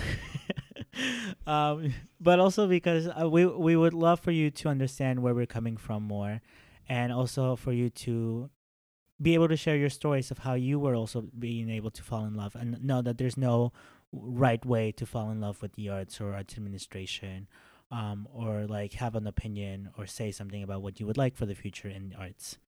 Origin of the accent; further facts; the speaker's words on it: Mexico; moved away; I'm from Mexico.